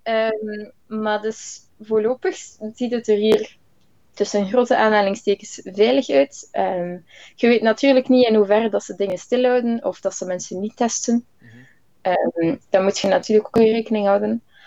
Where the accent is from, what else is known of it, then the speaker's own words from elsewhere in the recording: Flanders, Belgium; moved away; als Vlaming hebben we wel het ongelooflijke voordeel dat we heel veel Engels horen, al van jongs af